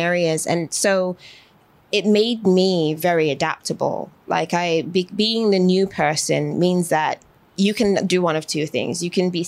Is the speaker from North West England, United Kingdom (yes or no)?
yes; Manchester, North West England, United Kingdom; also born or lived in Birmingham, England / London, England; now in United States; raised in Manchester, born in Birmingham specifically, but most of my childhood in my memory was rooted in Manchester and other parts along the way.